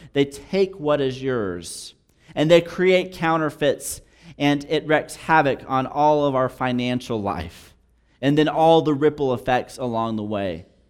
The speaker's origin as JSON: {"language": "English", "region": "New Mexico", "country": "United States", "tie": "born or raised there", "also_born_or_lived": "Texas", "said": "being born and raised in New Mexico for the third generation"}